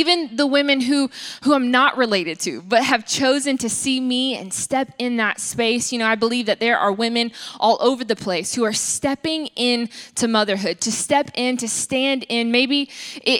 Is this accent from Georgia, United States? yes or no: yes; Atlanta, Georgia, United States; I am from South Atlanta, and we call our grandmothers mamas